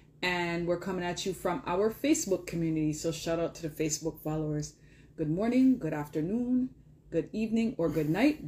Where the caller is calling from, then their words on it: Toronto, Ontario, Canada; Toronto, Ontario, Canada.